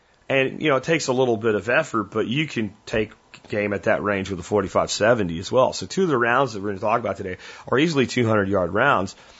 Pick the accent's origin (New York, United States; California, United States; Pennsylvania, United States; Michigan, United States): Pennsylvania, United States; I grew up hunting turkeys in Pennsylvania in the 80s